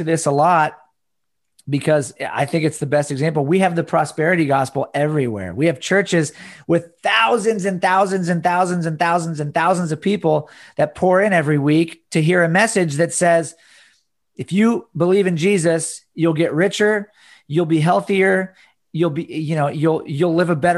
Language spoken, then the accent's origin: English; United States; American Christians.